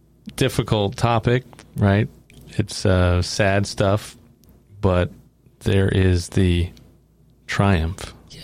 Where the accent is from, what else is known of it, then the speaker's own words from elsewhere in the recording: New York, United States; moved away; I'm from New York originally.